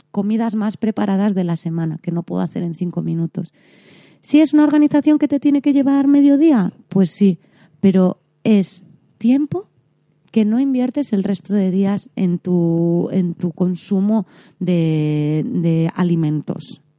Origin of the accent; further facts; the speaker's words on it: Galicia, Spain; Como buena gallega os dije que el pan me gusta mucho.